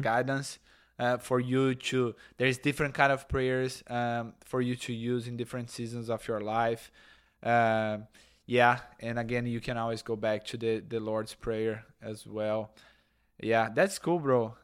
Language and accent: English; Brazil; moved away; Catholics and, and evangelical that we come in Brazil